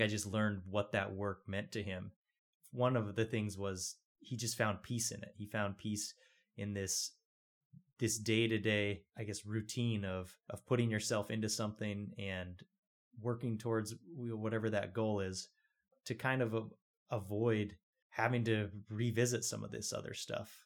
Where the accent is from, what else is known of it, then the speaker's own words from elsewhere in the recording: Rock Springs, Wyoming, United States; moved away; also born or lived in Los Angeles; I was born and raised in Rock Springs, so kind of down in the southwest corner of the state.